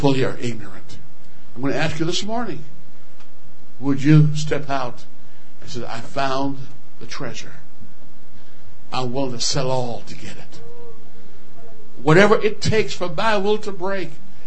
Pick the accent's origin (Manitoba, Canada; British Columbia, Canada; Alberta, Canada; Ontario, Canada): Alberta, Canada; I'm from Alberta